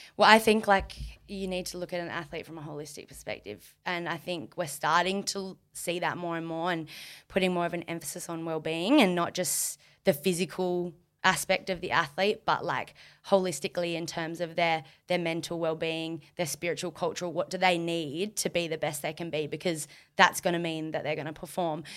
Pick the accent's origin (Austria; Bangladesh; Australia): Australia; Margaret River, Western Australia; growing up in Margaret